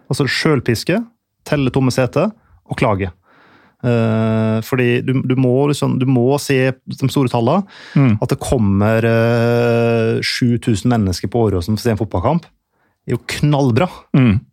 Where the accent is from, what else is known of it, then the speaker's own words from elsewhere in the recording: Ålesund, Møre og Romsdal, Norway; moved away; Jeg husker jeg er jo fra Ålesund sjøl, selv om dialekta er avslipet etter mange år ute.